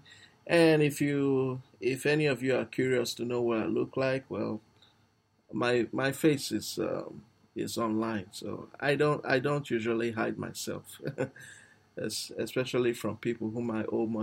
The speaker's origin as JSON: {"language": "English", "country": "Nigeria", "said": "I'm actually a Nigerian"}